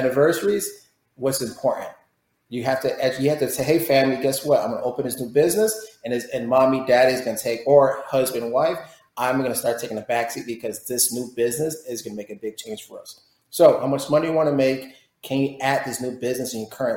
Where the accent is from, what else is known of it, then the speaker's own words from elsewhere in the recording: Florida, United States; moved away as an adult; I'm from Florida, but I lost the Floridian